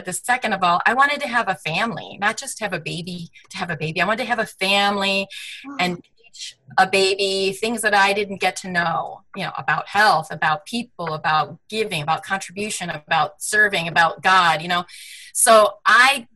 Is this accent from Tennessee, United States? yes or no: no; Michigan, United States; also born or lived in Manhattan, New York; now in California, United States; I'm a girl from the Midwest. I grew up in Michigan